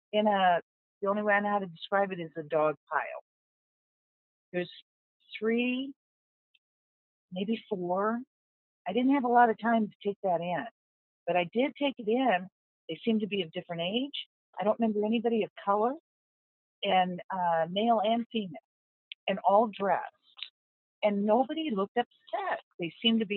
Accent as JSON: {"language": "English", "region": "Southwest", "country": "United States", "moved": "yes", "said": "I'm from the Southwest originally, from the desert."}